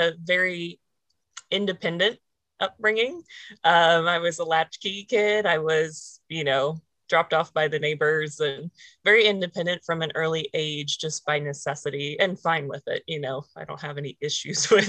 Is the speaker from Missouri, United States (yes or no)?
yes; just outside of Jefferson City, Missouri, United States; I was born just outside of Jefferson City, Missouri, and stayed there up until college